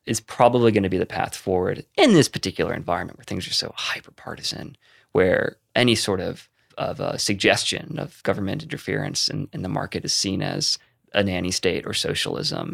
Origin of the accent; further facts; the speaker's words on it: Concord, North Carolina, United States; moved away as an adult; now in Bay Area, United States; I moved to Concord, North Carolina, where I grew up.